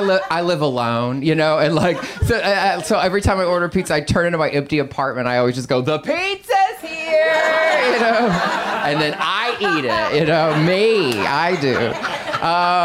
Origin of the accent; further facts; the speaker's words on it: Texas, United States; now in Los Angeles, United States; I'm from Texas